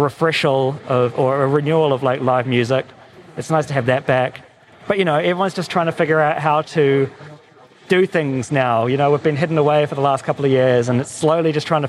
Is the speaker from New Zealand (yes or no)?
yes; New Zealand; now in Los Angeles, United States; I'm from New Zealand, you know, living in LA now